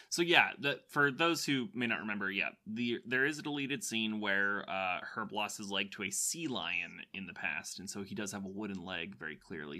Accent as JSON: {"language": "English", "region": "Florida", "country": "United States", "said": "I'm from Florida"}